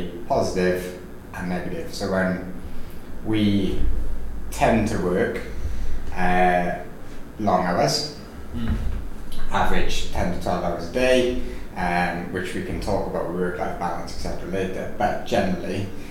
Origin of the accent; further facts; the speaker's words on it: Wales, United Kingdom; accent: Welsh; my lovely Welsh accent